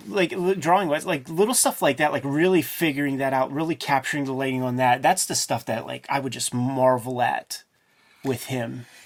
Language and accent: English; Pittsburgh, Pennsylvania, United States; I'm a boy from Pittsburgh, man. My parents worked at the steel mill